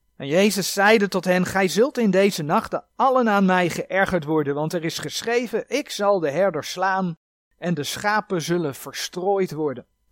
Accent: Netherlands; wij als Nederlanders

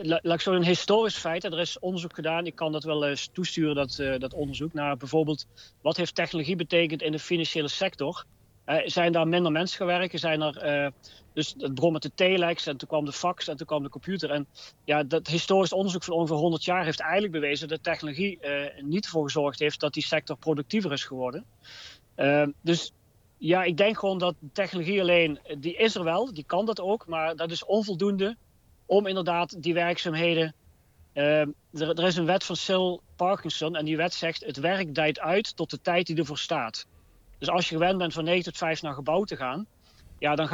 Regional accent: Eindhoven, North Brabant, Netherlands; Ik kom uit Brainport Eindhoven, maar we hebben ook eigenlijk geleerd, zeker vanuit Philips.

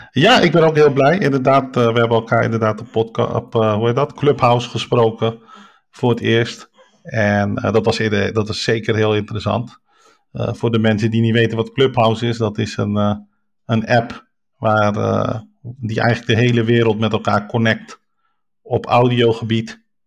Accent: Rotterdam, South Holland, Netherlands; ik kom dus uit Rotterdam, geboren en getogen. waarschijnlijk ook aan mijn accent een beetje te horen.

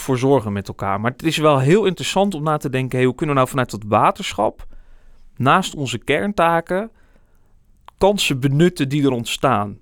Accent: Barneveld, Gelderland, Netherlands; now in Amersfoort, Netherlands; Amersfoort, het gebied waar ik opgegroeid ben, Barneveld

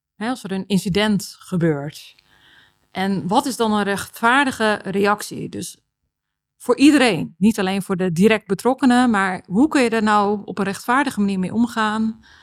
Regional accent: Texel, North Holland, Netherlands; moved away as an adult; also born or lived in Amsterdam; ik heb eh, opgegroeid op Texel

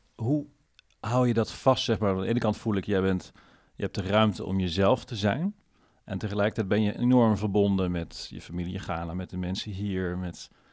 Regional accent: Netherlands; mezelf als Nederlander

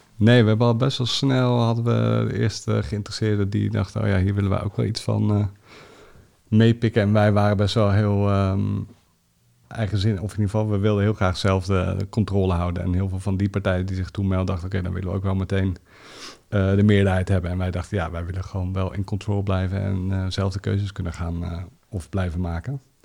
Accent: The Hague, South Holland, Netherlands; Ik ben eh, geboren in Den Haag

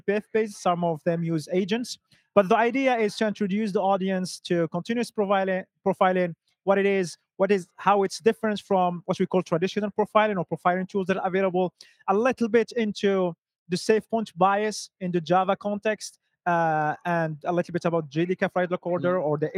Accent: Morocco; now in Stockholm, Sweden; I'm originally from Morocco, lost now in the cold and dark Stockholm, Sweden

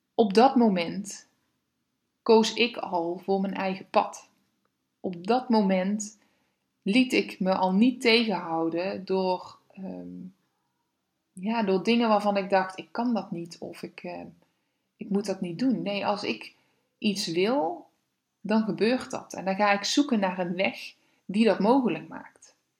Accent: Weert, Limburg, Netherlands; now in Veldhoven, Netherlands; Kom eigenlijk uit Weer, dus ik ben een Limburgse

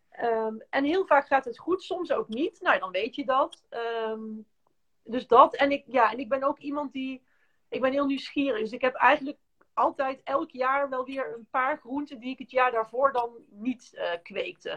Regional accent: North Brabant, Netherlands; moved away as an adult; ik kom oorspronkelijk uit Brabant en we hadden een hele grote tuin.

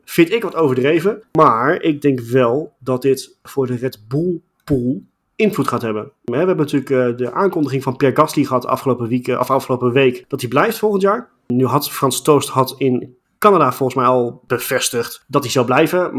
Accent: Netherlands; ons als Nederlanders

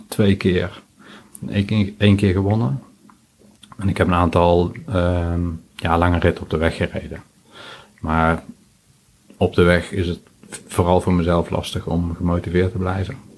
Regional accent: 's-Hertogenbosch, North Brabant, Netherlands; Ik kom uit Den Bosch

